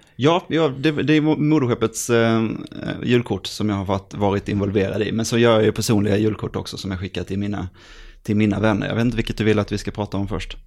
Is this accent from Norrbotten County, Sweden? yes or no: no; Jönköping, Jönköping County, Sweden; Jag kommer från, eh, från Jönköping